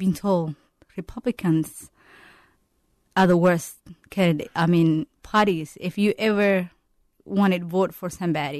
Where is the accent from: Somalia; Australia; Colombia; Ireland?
Somalia; now in Minneapolis, United States; I'm a mother of five kids, and I came from Somalia. I've been living in the United States for 15 years.